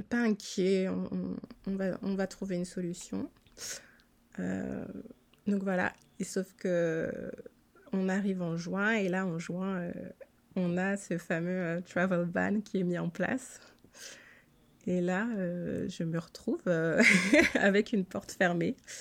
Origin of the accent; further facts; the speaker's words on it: Strasbourg, Grand Est, France; moved away as an adult; now in Philadelphia, United States; je suis originaire de Strasbourg en Alsace